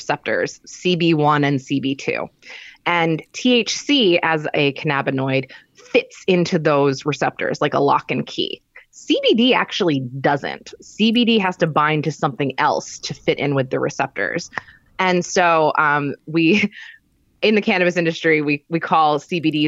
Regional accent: Pennsylvania, United States; moved away; where I grew up in Pennsylvania

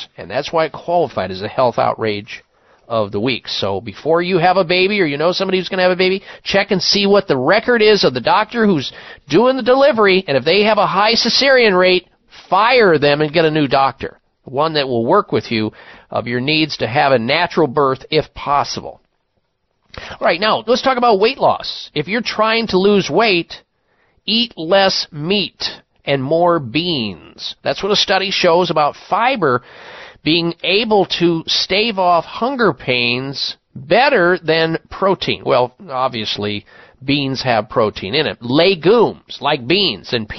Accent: Midwest, United States; moved away as an adult; growing up in the Midwest, I was weaned on meat 3 times a day

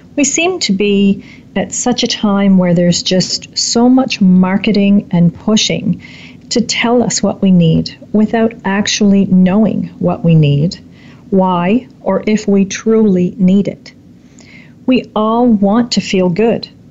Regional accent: Canada; my hometown

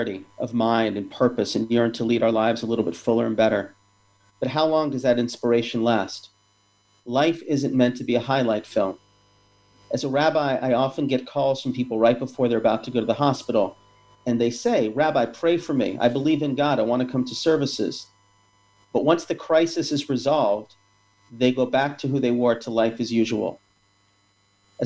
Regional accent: Atlanta, Georgia, United States; when I was growing up in Atlanta

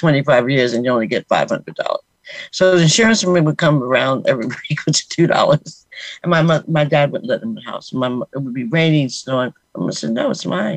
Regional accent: Westbury, New York, United States; I grew up in Westbury, Long Island.

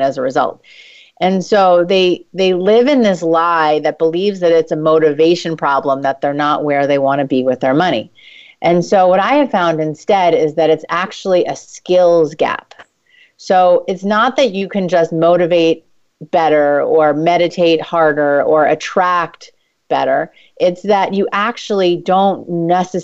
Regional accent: New York, United States; I'm Jewish and from New York.

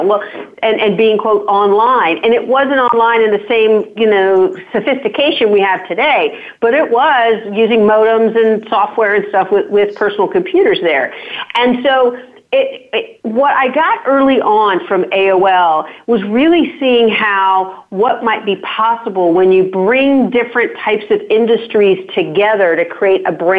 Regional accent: Virginia, United States; also born or lived in Washington, D.C. area; I grew up in Virginia, but in a small town.

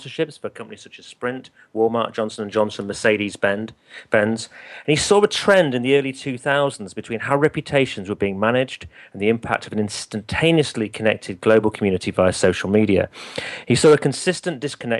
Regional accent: United Kingdom; I'm obviously British. I live in the UK

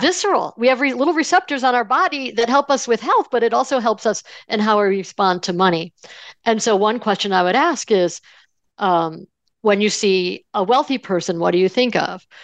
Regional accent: Buffalo, New York, United States; I grew up in Buffalo, New York

